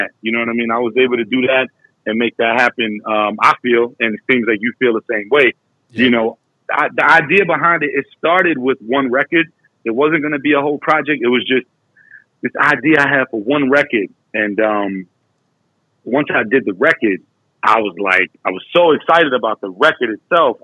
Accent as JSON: {"language": "English", "region": "New York", "country": "United States", "tie": "born or raised there", "said": "I was 10 when I moved from Crown Heights"}